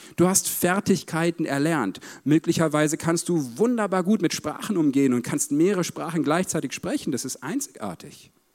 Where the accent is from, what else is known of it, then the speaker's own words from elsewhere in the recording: Paderborn, North Rhine-Westphalia, Germany; Ich komme aus Paderborn, so siebeneinhalb Stunden Autofahrt hierhin.